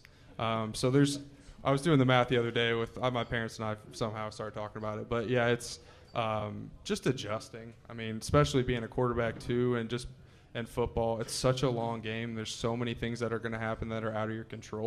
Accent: Springfield, Illinois, United States; We're both from the Springfield area

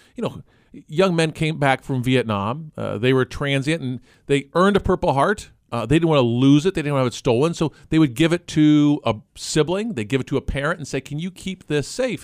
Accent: Gifford, Illinois, United States; I grew up in Gifford, Illinois

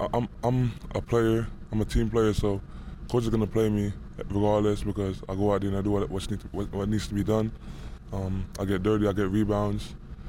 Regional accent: New York, United States; And he's from New Jersey, but I'm from New York, so I used to watch him when I was younger.

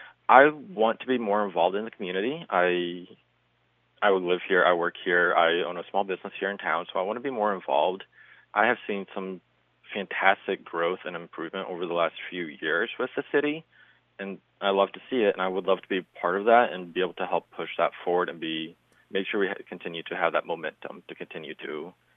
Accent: Stanton, Iowa, United States; also born or lived in Des Moines, Iowa; now in Shenandoah, United States; My background is I live in Shenandoah currently. I grew up in Stanton, and I have lived in Southwest Iowa my entire life, aside from 3 years when I was living in Des Moines for college.

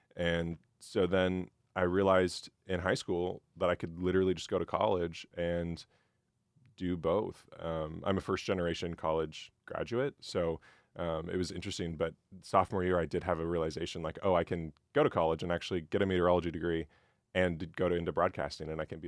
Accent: Nebraska, United States; So I'm from Central Nebraska originally, came to Mizzou for the meteorology program.

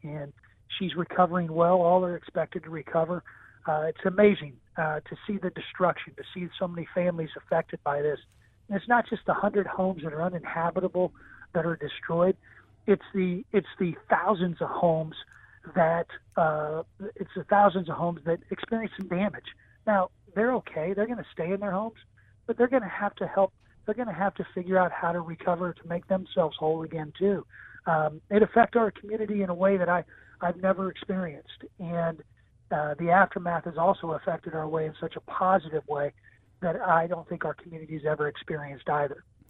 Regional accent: Taylorville, Illinois, United States; that's my hometown.

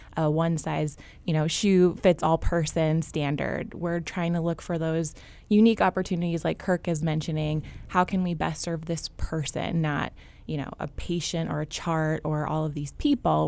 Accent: Champaign, Illinois, United States; I am born and raised in Champaign

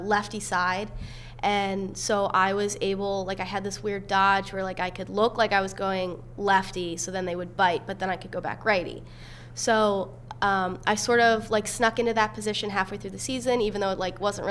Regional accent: Lancaster, Pennsylvania, United States; Penn State, obviously I'm from Lancaster, so Penn State was actually my top school

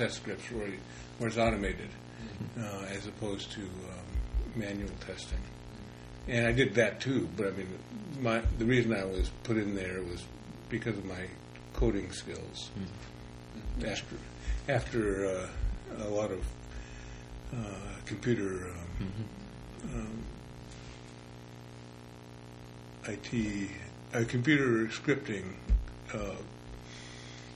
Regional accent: Los Angeles, California, United States; moved away as an adult; also born or lived in Sunnyvale, California / Portland, Oregon; now in Oregon, United States; I was born in Los Angeles. I grew up in East LA until I was 12, and then Silicon Valley, before it was Silicon Valley, Sunnyvale, California, until I was 18

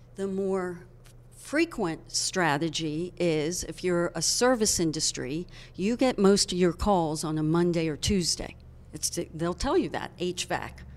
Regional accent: Hershey, Pennsylvania, United States; I was born and raised in Hershey

